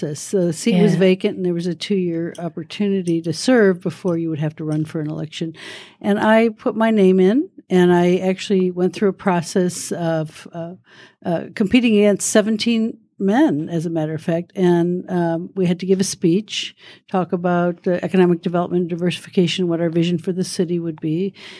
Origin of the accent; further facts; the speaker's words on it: Detroit, Michigan, United States; But I grew up in Detroit and then moved to Nevada, and I became a park ranger here, actually.